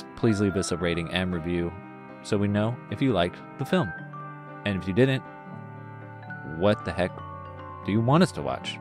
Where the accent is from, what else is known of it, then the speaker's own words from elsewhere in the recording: United States; us as American white